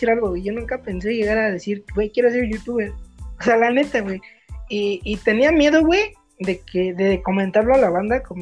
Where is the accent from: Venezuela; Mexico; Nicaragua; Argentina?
Mexico; sí, pues como todo, como todo mexicano, güey.